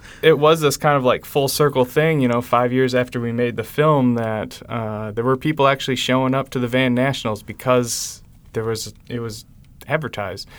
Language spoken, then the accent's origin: English; West Michigan and Chicago, United States; growing up in West Michigan and Chicago